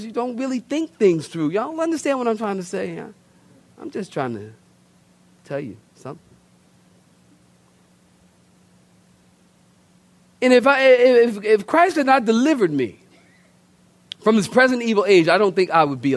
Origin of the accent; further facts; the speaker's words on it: Philadelphia, Pennsylvania, United States; moved away; also born or lived in Oceanside, California; I'm from Philadelphia originally